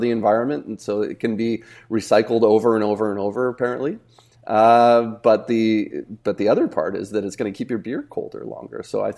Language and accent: English; Vancouver, British Columbia, Canada; from growing up in Vancouver, you know, like, I remember, like, I cheered on the Jays when they won the World Series